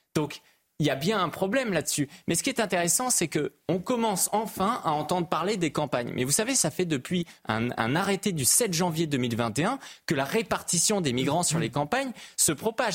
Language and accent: French; Brittany, France; je suis breton